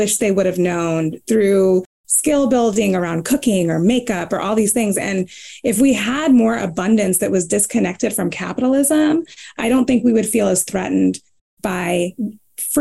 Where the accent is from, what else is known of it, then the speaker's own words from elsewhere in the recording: the Bible Belt, United States; I was raised in the Bible Belt